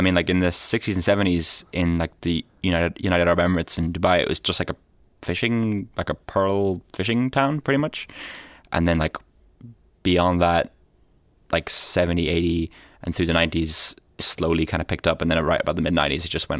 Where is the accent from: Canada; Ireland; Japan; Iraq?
Ireland; Leinster; also born or lived in Jeddah, Saudi Arabia; I was born in Saudi Arabia in Jeddah, so to two Irish parents, and I lived there for a few years. My parents sort of moved around a bit, I guess, because they sort of got kind of bored of Ireland in the 70s.